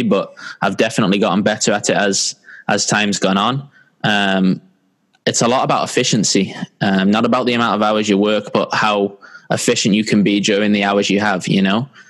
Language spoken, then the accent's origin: English; San Diego, California, United States; also born or lived in Manchester, England; I grew up in San Diego, California